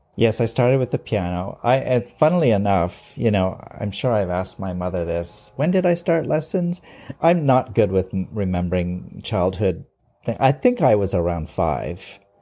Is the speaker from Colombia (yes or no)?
no; Vancouver, British Columbia, Canada; I've lived here all my life, all sixty years of my life. I'm a rare original in Vancouver. It's very rare to meet someone who was born here.